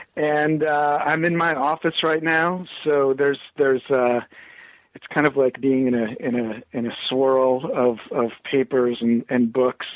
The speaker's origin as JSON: {"language": "English", "town": "Bloomington", "region": "Indiana", "country": "United States", "tie": "born or raised there", "also_born_or_lived": "Ohio", "moved": "yes", "lives_now": "New Hampshire, United States", "said": "I'm actually from the Midwest. Uh, originally born in Ohio, and then you know, my first conscious years were in uh, Bloomington, Indiana"}